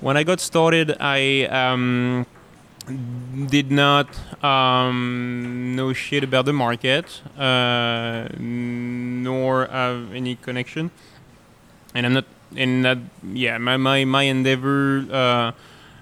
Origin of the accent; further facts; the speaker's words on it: France; moved away; I grew up in France